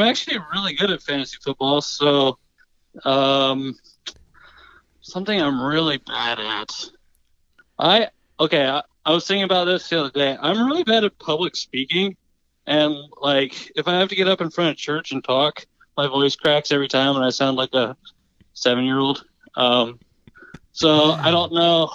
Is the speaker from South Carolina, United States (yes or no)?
yes; South Carolina, United States; I'm, I'm from South Carolina.